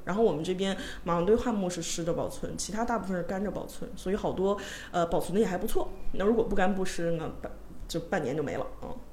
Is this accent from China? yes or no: yes; Northeast China, China; 这可能因为我是东北 有 人的原因